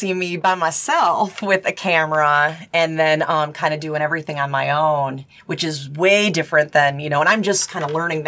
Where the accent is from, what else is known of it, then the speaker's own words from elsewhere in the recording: Upper Peninsula of Michigan, United States; moved away as an adult; also born or lived in Traverse City, Michigan; now in Cincinnati, United States; I'm originally from Michigan. I'm from the Upper Peninsula of Michigan